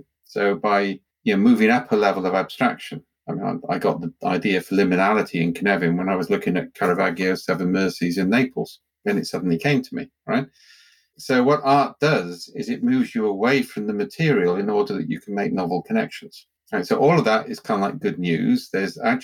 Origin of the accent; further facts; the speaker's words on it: Wales, United Kingdom; I'm Welsh